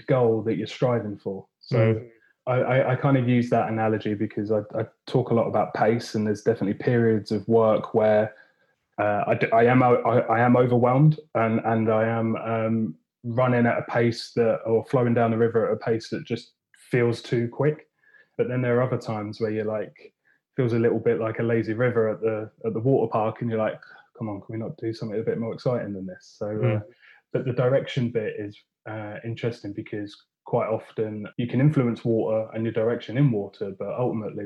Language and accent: English; Watford, East of England, United Kingdom; moved away as an adult; also born or lived in Chester / Loughborough; now in Anglesey, United Kingdom; I grew up in Watford and spent pretty well, yeah, my whole life there up until the point where we'd got to 18